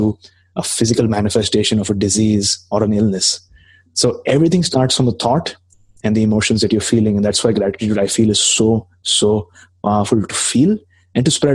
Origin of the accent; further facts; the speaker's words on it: Mumbai, Maharashtra, India; moved away as an adult; now in Canada; I came to Canada about 2.5 years back. I'm initially from Mumbai